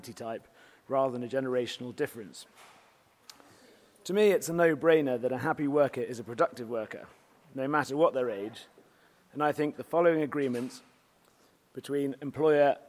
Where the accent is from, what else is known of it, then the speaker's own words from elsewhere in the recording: United Kingdom; being a Brit